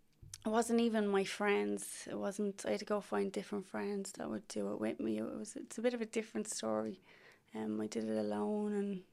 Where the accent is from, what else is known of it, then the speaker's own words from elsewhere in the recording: Dublin, Leinster, Ireland; I'm from Ballymun. Mm-hmm. I grew up there. Went to the Irish school there back in the 90s.